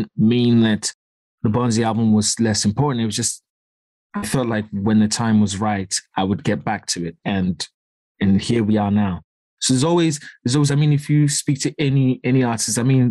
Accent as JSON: {"language": "English", "town": "Accra", "region": "Greater Accra", "country": "Ghana", "tie": "born or raised there", "also_born_or_lived": "East London, United Kingdom", "moved": "yes", "lives_now": "United Kingdom", "said": "growing up in Accra"}